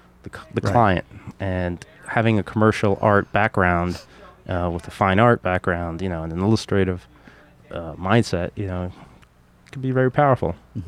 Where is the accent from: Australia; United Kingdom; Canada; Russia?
Russia; moved away; I came originally from Russia, back in the 80s, early 80s.